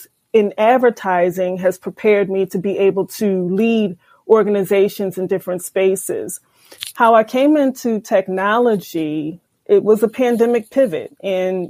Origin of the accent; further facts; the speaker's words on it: Philadelphia, Pennsylvania, United States; I was born and raised in Philadelphia and was educated by the Philadelphia public school system all the way through Temple University